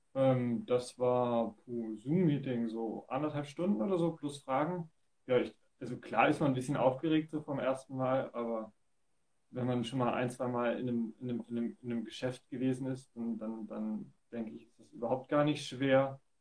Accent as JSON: {"language": "German", "town": "Dresden", "region": "Saxony", "country": "Germany", "tie": "born or raised there", "said": "hier in meinem Heimatort in Dresden"}